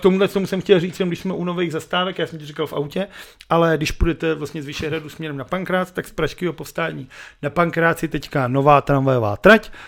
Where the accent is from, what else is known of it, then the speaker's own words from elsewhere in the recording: Benešov, Central Bohemian Region, Czechia; já jsem zase dělal z Benešova, protože v našem bytu bylo vidět na telefonní budku